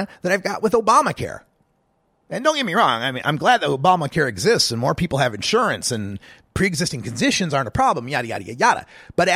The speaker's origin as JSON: {"language": "English", "region": "Oregon", "country": "United States", "said": "here in the Pacific time zone and my home state of Oregon"}